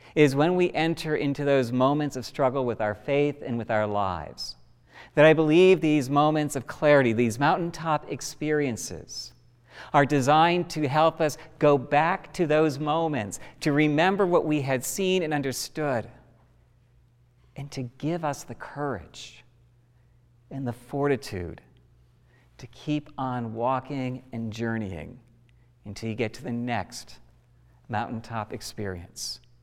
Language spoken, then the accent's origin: English; United States; we as an American people have marked and memorial significant events in our country